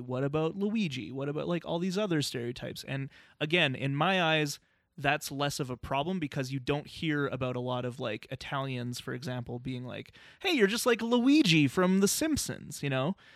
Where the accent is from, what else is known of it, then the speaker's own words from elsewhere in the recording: Canada; as a Canadian, there's certain things in our culture that I'm like, "I don't like that stuff," and I know I should 'cause I'm Canadian